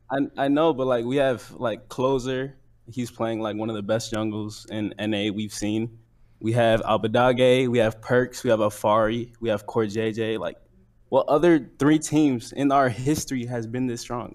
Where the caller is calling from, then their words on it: Chicago, Illinois, United States; I'm calling from Chicago